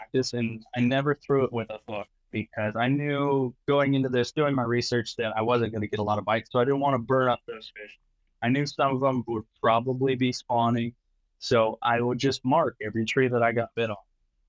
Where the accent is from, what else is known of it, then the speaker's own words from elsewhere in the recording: California, United States; so I'm being from California, we have a lot of smaller fisheries